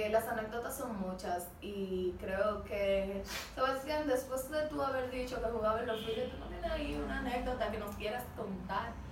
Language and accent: Spanish; Dominican Republic; Nosotros como dominicanos salimos en aguas extranjeras a gloriarnos.